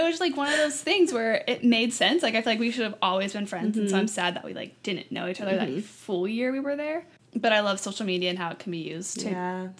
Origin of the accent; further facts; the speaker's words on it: Reno, Nevada, United States; now in Pasadena, United States; I live in Pasadena, California. I'm originally from Reno Sparks, Nevada, which is near Lake Tahoe. I'm 26 years old